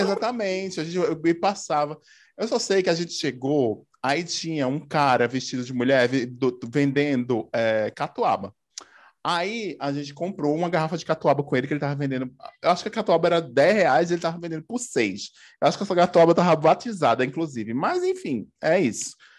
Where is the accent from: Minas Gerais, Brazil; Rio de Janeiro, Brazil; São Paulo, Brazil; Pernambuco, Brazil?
Pernambuco, Brazil; Paudalho; moved away as an adult; also born or lived in Recife / Campinas; eu sou de Pernambuco, né? Eu sou de Recife. Não sou de Recife, sou de Paudalho